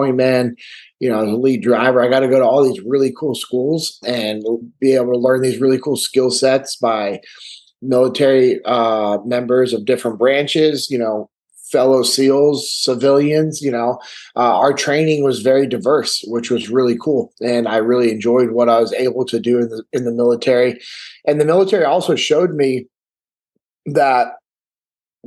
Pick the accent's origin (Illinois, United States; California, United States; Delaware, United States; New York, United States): California, United States; Sacramento; I'm originally from Sacramento, California, born and raised in the same house that my dad grew up